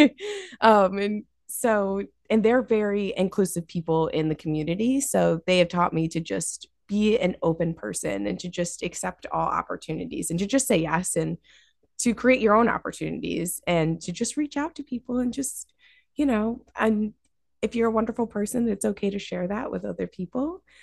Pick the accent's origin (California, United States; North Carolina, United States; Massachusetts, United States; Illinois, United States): Massachusetts, United States; Dalton; my grandparents adopted me when I was six, um, and I grew up in Dalton